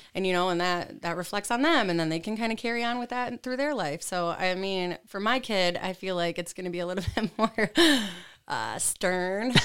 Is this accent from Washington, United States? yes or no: no; Tawas, Oscoda, Hale area, Michigan, United States; moved away as an adult; now in Lansing, United States; I'm originally from like Tawas, Oscoda, Hale area. So okay. I've been born and raised in Michigan my whole life